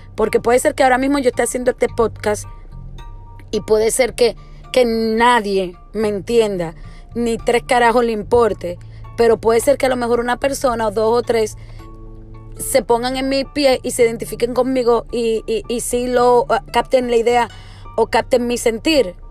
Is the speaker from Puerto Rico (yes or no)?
yes; Puerto Rico; moved away; uno como puertorriqueño o como persona que ha vivido en Puerto Rico